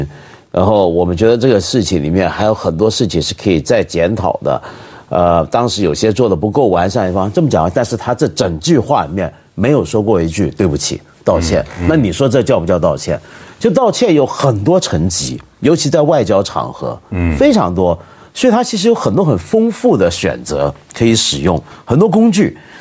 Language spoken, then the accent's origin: Chinese; Guangdong, China; 就是就像我们广东人一句话。讲 sorry 当食生菜。